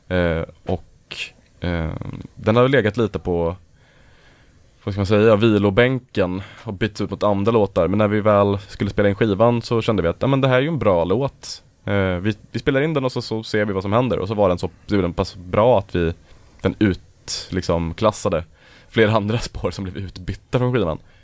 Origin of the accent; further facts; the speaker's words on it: Örebro, Örebro County, Sweden; vi är alla från Örebro från början